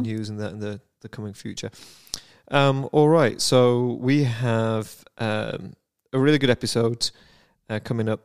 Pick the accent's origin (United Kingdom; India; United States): United Kingdom; I am a Brit